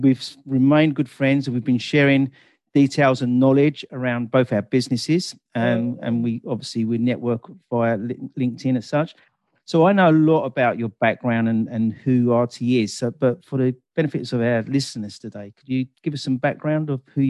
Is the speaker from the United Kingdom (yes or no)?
yes; England, United Kingdom; they always know that I start with the weather, being typical English.